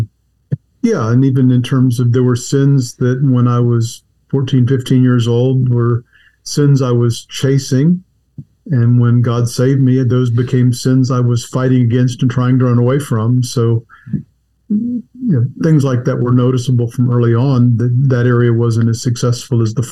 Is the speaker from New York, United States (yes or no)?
no; Texas, United States; also born or lived in Washington, D.C. / Northern Virginia / Southern California / Saudi Arabia; now in Charlotte, United States; until fourth grade, I was in Washington, D.C. in Northern Virginia, which is kind of an embarrassment I don't like to talk about too much, because then we finally got to Texas, which is home.